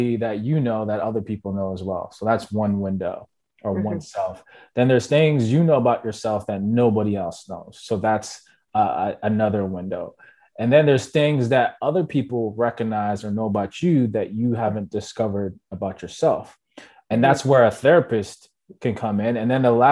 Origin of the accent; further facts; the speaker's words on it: Jamaica; I'm Jamaican